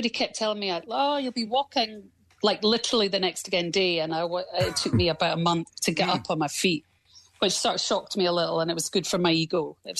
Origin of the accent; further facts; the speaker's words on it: Scotland, United Kingdom; I'm Scottish